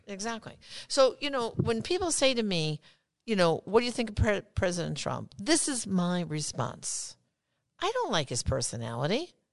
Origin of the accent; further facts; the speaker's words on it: New York, United States; I'm from New York